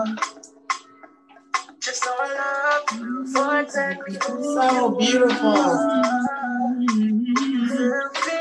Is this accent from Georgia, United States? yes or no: yes; Georgia, United States; I'm from Georgia. You hear my accent